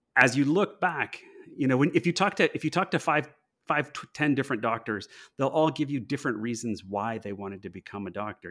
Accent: Los Angeles, California, United States; I'm from Los Angeles originally

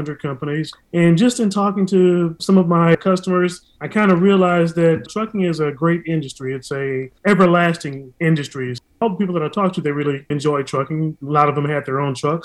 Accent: Texas, United States; now in Atlanta, United States; I'm from Texas

